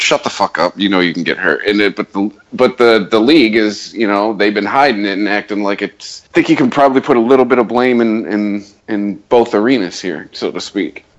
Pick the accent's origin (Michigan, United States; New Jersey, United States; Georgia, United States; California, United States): Michigan, United States; Detroit; We're from Detroit